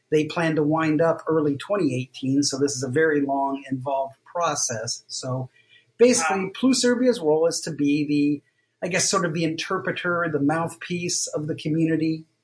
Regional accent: Ohio, United States; that's when I came fresh from Ohio, very monolingual, very idealistic

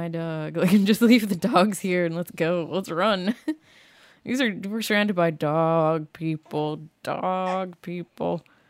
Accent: Massachusetts, United States; Support local Maine. I'm not from Maine. I'm from Massachusetts.

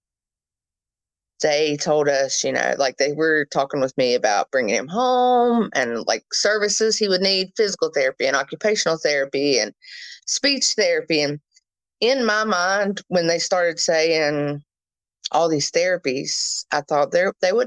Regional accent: Princeton, West Virginia, United States; I'm from Princeton, West Virginia

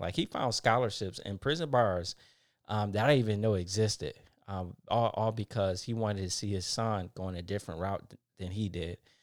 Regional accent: Detroit, Michigan, United States; moved away; I'm from Detroit, Michigan. Uh, one of the um, poorest areas in the city I grew up in.

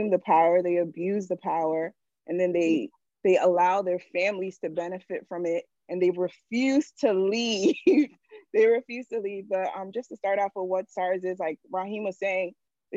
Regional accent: United States; also born or lived in Nigeria; My family obviously is from Nigeria. I was born in America.

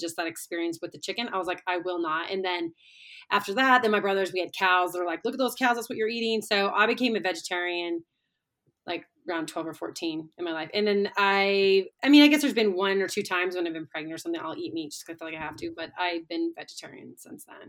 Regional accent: Little Falls, United States; I grew up in Little Falls

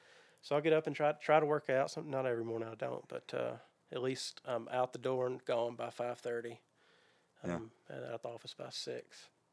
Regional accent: Goodlettsville, Tennessee, United States; I am. I grew up in Goodlettsville.

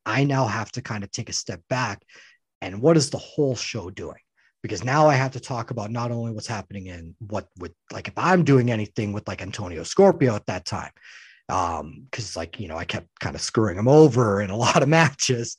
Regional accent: Saskatchewan, Canada; now in Winnipeg, Canada; I'm born from Saskatchewan. That's kind of my home.

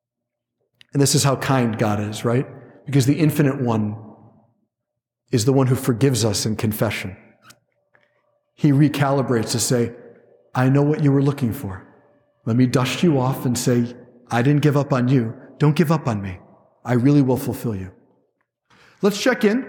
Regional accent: Cleveland, Ohio, United States; I'm a guy from Cleveland

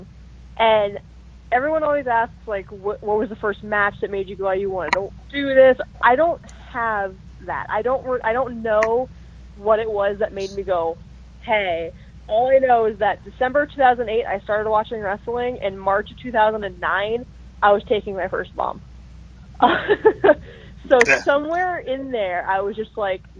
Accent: Las Vegas, Nevada, United States; I was born and raised in Las Vegas

